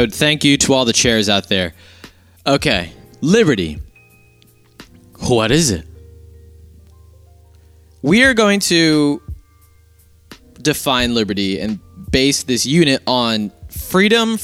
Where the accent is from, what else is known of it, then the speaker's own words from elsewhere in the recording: United States; I'm an American